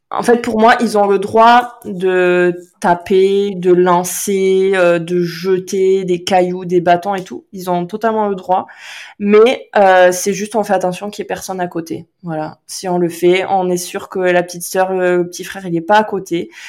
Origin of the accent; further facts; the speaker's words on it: Landes, Nouvelle-Aquitaine, France; moved away; je suis originaire des Landes